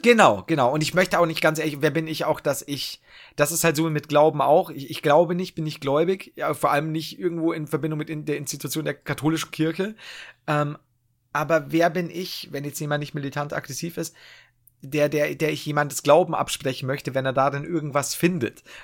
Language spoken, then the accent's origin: German; Bavaria, Germany; ich komme aus Bayern